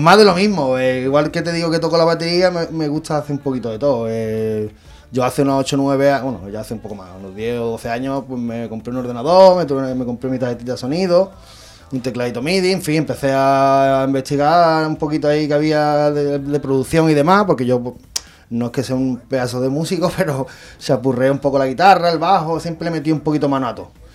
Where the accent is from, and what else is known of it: Benagalbón, Andalusia, Spain; born or raised there